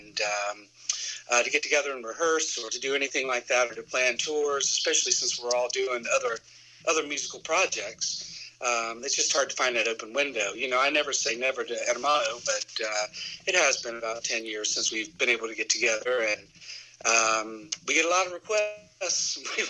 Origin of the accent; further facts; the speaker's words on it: southwestern Ohio, United States; also born or lived in northern Kentucky / Athens, Ohio; I grew up in Ohio, southwestern Ohio, northern Kentucky